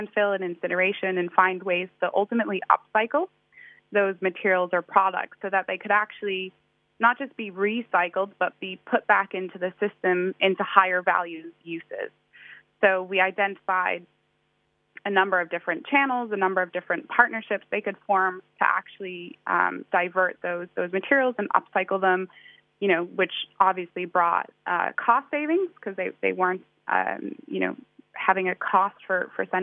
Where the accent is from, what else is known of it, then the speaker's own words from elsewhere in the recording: outside of Boston, Massachusetts, United States; moved away as an adult; now in London, United Kingdom; I did grow up in the States, in the East Coast. So outside of Boston, really cool city